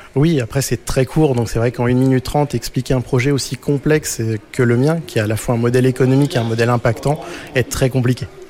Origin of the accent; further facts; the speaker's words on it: Breuil-le-Sec, Hauts-de-France, France; le fondateur de l'Informatruck, et je viens de Breuil-le-Sec, tout au fond de l'Oise